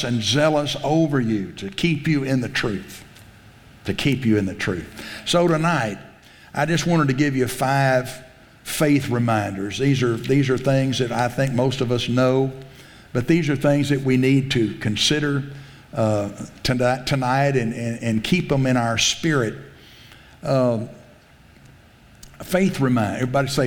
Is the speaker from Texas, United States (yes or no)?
yes; South Texas, United States; I grew up in South Texas